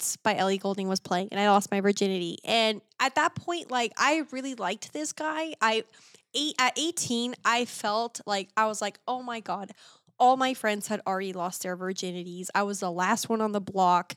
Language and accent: English; Texas, United States; I grew up in Texas